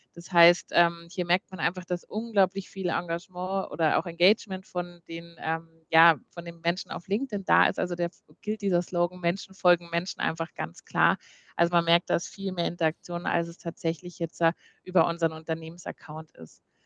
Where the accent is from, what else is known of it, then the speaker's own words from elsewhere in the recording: Munich, Bavaria, Germany; als Münchner Kindle habe ich eine äh, auch so schon sehr große Verbundenheit mit der Stadt München